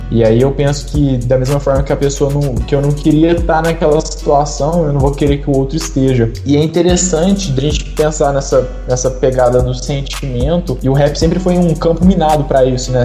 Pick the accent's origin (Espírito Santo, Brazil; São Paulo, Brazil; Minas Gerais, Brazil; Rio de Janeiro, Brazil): São Paulo, Brazil; Franca; also born or lived in Uberlândia; sou de Franca, tenho 18 anos, participo lá do Centro Luz e Amor